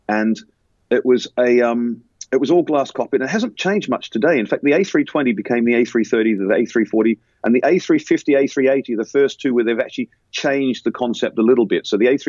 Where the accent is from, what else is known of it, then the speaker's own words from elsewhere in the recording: Australia; moved away as an adult; now in United Kingdom; But I remember I came from Australia to the UK in 1990, and I had to sit those exams again.